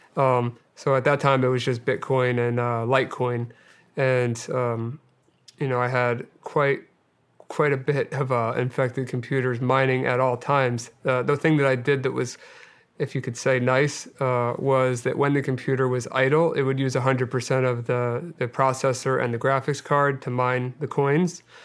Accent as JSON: {"language": "English", "area": "Delaware County", "region": "Pennsylvania", "country": "United States", "tie": "born or raised there", "said": "I grew up outside of uh, right outside of West Philadelphia in uh, Delaware County, Pennsylvania, and uh, I yeah I lived there most of my life"}